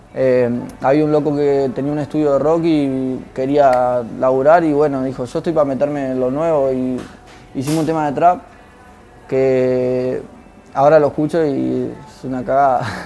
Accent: Ciudad de la Costa, Canelones, Uruguay; also born or lived in Paso Carrasco; nos metimos en una casa en un barrio, ponerle Ciudad de la Costa, donde yo me crié

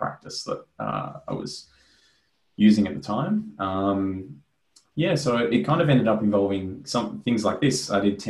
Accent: Australia; I was really excited and wanted to investigate kind of, I guess, more broadly how to operate as an Australian jazz musician.

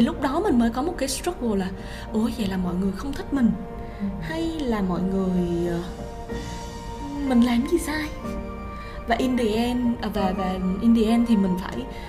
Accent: Vietnam; moved away as an adult; also born or lived in Japan

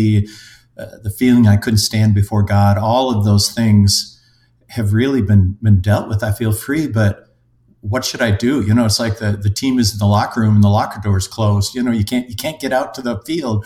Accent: Minnesota, United States; also born or lived in Europe; I'm a Minnesotan engineer by trade, have lived in Europe and various places around

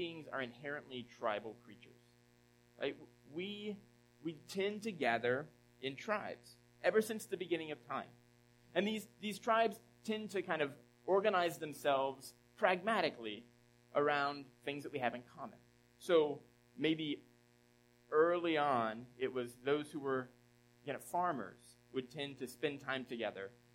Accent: Southeast, United States; now in Philadelphia area, United States; I grew up in the Southeast, or spent a number of years in the Southeast.

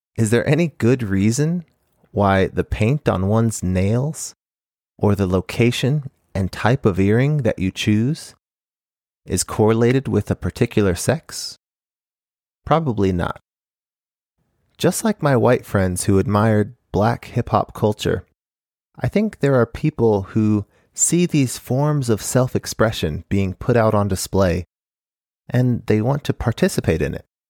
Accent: Phoenix, Arizona, United States; moved away as an adult; also born or lived in Japan; I grew up in Phoenix, Arizona

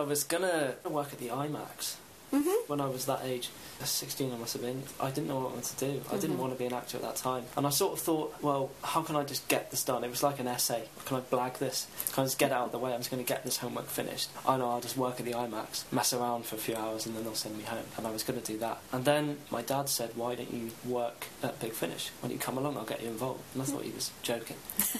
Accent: United Kingdom; If the series had gone on, I'd probably be American. I'd be more American than I am British, which is weird to think.

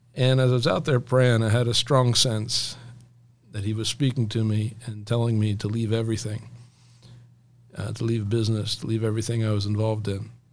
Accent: Elizabethtown, Pennsylvania, United States; I grew up here in Elizabethtown, Pennsylvania.

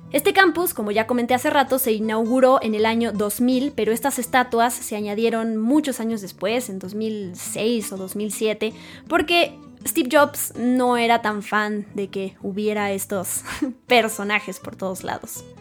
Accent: Mexico; yo siendo mexicana

